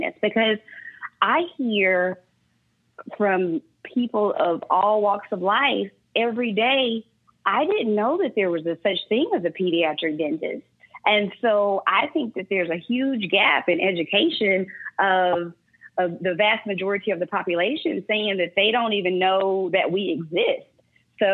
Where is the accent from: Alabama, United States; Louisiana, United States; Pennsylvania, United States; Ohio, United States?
Louisiana, United States; North; now in Dallas, United States; I'm from Louisiana